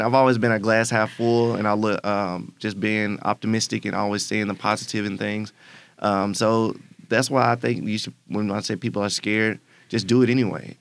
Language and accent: English; Memphis, Tennessee, United States; I'm born and raised in Memphis, Tennessee